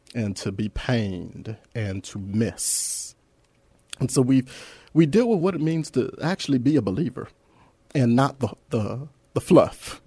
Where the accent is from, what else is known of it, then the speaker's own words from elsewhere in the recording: Los Angeles, California, United States; moved away as an adult; now in San Antonio, United States; I'm an Angelino. I, I come from that, uh, that small town of Los Angeles.